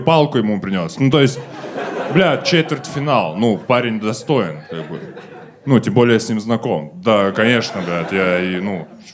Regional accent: Kazakhstan; мы казахи

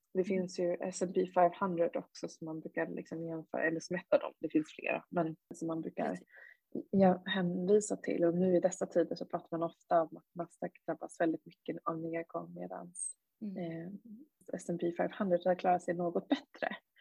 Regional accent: Sweden; som, som svensk

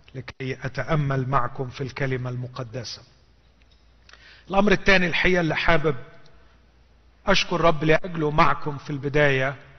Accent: Egypt; عندنا في مصر

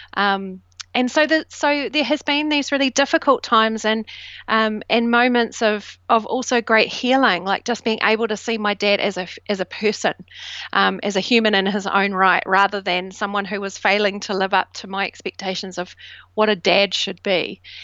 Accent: New Zealand; now in United Kingdom; I grew up in New Zealand, and I was the first generation immigrant of um, British

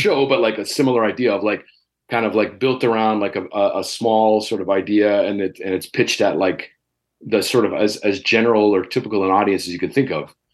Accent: Toronto, Ontario, Canada; as a Canadian and as a local

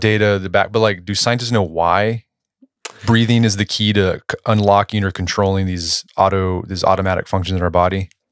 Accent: Tulsa, Oklahoma, United States; my hometown, Tulsa

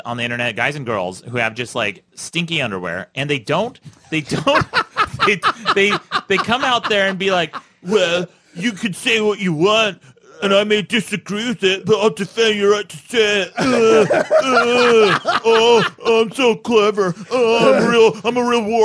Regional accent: Utah, United States; I grew up in Utah, very conservative.

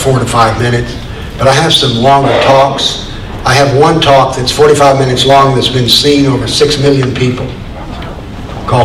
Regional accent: the South, Appalachia, United States; also born or lived in Nashville, Tennessee; I grew up in the South and was very conscious of slavery. I grew up in Appalachia, there were no slaves, of course, where I was

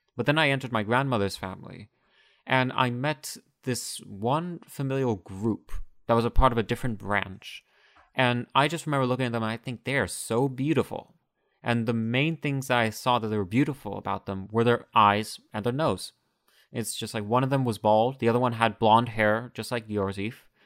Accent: United States; growing up in the United States

